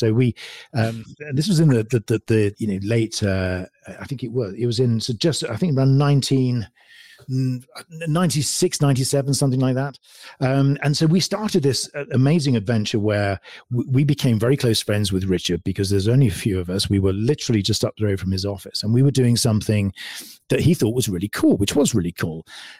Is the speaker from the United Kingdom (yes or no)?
yes; England, United Kingdom; also born or lived in California; now in United States; Well, I'm originally from England. And so I moved over here to California, in fact, about 7.5 years ago. Recently moved out of California to Utah, funny enough.